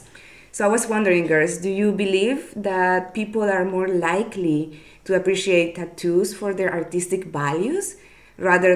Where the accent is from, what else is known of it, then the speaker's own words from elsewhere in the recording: Nicaragua; from Nicaragua